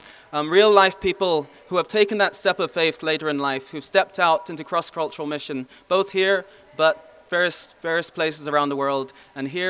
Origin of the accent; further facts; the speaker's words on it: Bangladesh; now in Belfast, United Kingdom; I was born in Bangladesh. I now reside in the Far East, East Belfast